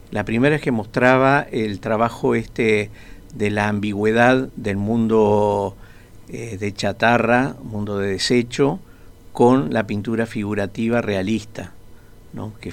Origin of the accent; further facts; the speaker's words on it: Montevideo, Uruguay; pero en realidad soy de Montevideo, este, nací en Montevideo.